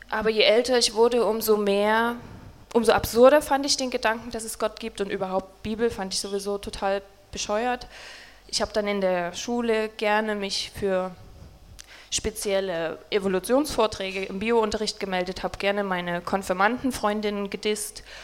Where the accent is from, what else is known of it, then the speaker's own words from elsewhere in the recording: Saxony, Germany; Also wie schon gesagt, wir kommen beide aus Sachsen